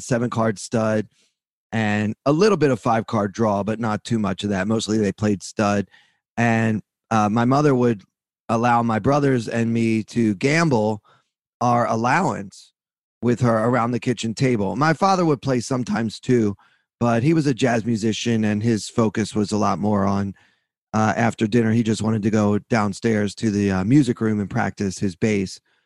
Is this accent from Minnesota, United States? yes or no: no; Baltimore, Maryland, United States; I grew up in Baltimore, Maryland